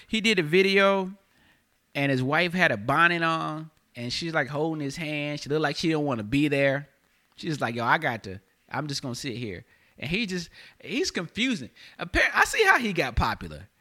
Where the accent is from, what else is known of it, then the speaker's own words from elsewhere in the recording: High Point, North Carolina, United States; also born or lived in Raleigh, North Carolina; now in Los Angeles, United States; I'm from the South, from North Carolina, all right? I'm from High Point, North Carolina